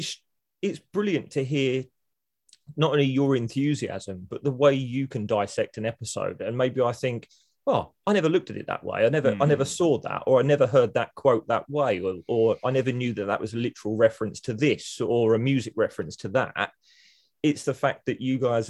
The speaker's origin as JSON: {"language": "English", "country": "United Kingdom", "said": "being British"}